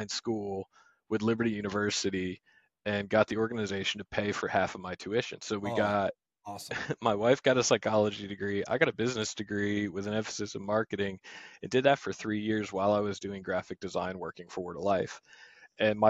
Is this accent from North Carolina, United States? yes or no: no; New Jersey, United States; moved away as an adult; also born or lived in Michigan / upstate New York; now in East Tennessee, United States; I grew up in South Jersey